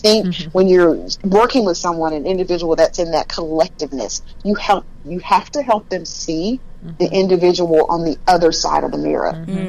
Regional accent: South Georgia, United States; moved away; I'm from South Georgia and so live in a very small town.

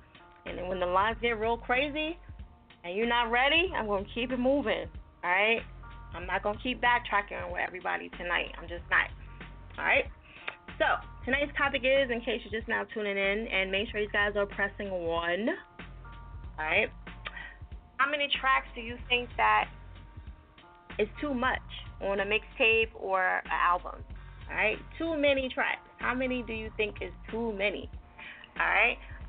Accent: New Jersey, United States; but those that don't know I'm from Jersey, so you know I got a rep

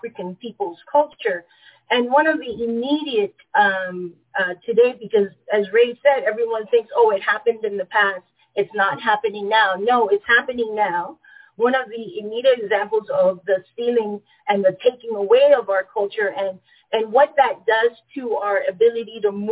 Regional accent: Panama; moved away; I was born and raised into the Jim Crow colonized territory of Panama

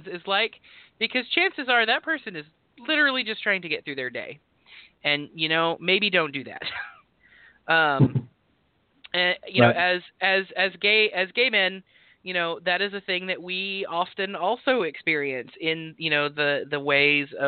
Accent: Texas, United States; accent: drawl, twang; moved away; I am a white guy from Texas, but also, like, there's a reason that I'm from Texas and not currently in Texas

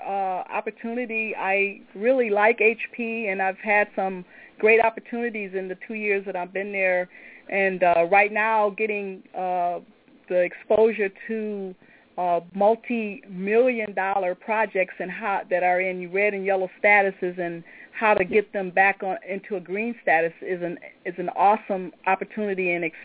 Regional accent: Detroit, Michigan, United States; moved away; also born or lived in Hartford, Connecticut; I'm originally from Detroit

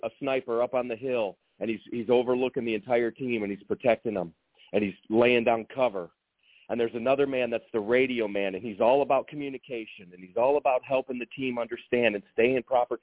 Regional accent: East Lansing, Michigan, United States; I'm from East Lansing, Michigan

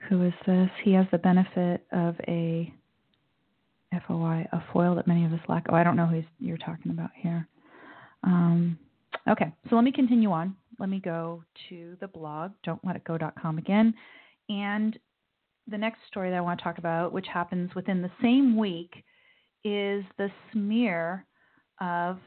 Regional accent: United States; I'm an American sitting here born and raised

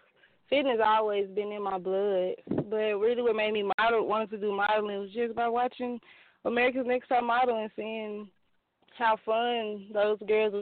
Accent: Dallas, Texas, United States; also born or lived in Mesquite, Texas; I'm in Mesquite, Texas. But I'm from Dallas, Pleasant Grove area.

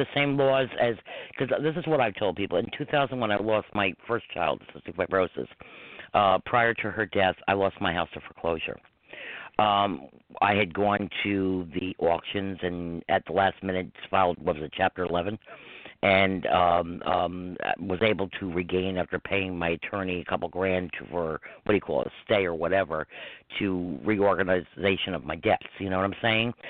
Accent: Croton-on-Hudson, New York, United States; I grew up in Croton, which is four and a half miles from here

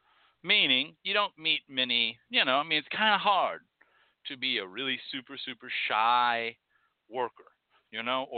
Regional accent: North Carolina, United States; I come from North Carolina and we got some damn fine hoodoo.

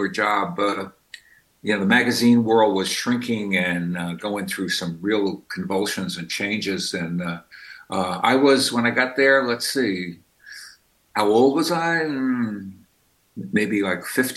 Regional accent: New York City, New York, United States; also born or lived in Brooklyn / Westchester; I've been in Brooklyn now for more than 20 years, but I grew up in the Bronx

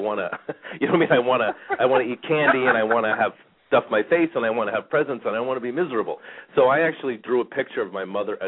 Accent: Bethpage, New York, United States; accent: New Yorker; moved away as an adult; now in Phoenix, United States; I grew up in Bethpage, Massapequa area. So I was kind of in the middle of the island. A lot of times people still hear the New Yorker in me, I guess, even though I've been in Phoenix for 20 years

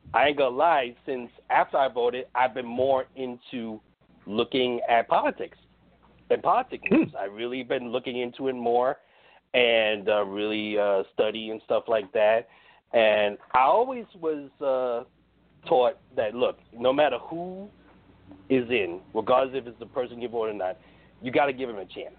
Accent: New York City, New York, United States; I'm from New York City

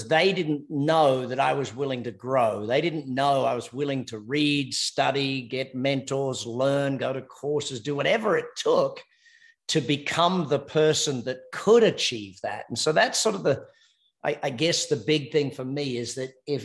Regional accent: Australia; accent: Australian; now in United States; Australian by accent and American by choice. I'm married an American

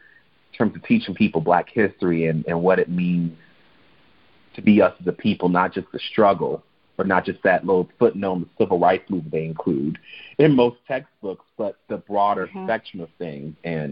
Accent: Chicago, Illinois, United States; it was for me a real culture shock growing up in Chicago and being in a Black neighborhood that wasn't even majority Black at first.

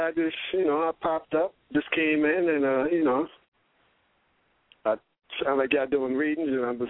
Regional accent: New York City, New York, United States; also born or lived in Brooklyn; Oh, I'm from the Bronx, but I live in Brooklyn now, Canarsie.

